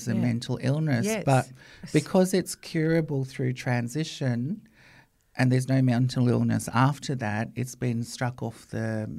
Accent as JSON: {"language": "English", "country": "Australia", "tie": "born or raised there", "said": "were propellers back there. You know, Australia is all I've really known. It's my home."}